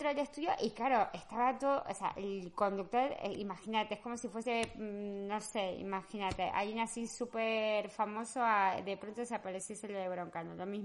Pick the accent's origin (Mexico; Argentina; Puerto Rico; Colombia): Argentina; born or raised there; now in Spain